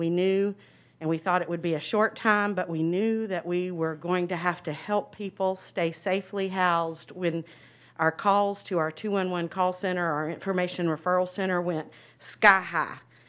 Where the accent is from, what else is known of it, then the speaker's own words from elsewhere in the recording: Fleming, Georgia, United States; moved away as an adult; also born or lived in Hinesville, Georgia; I grew up in Fleming most of my time.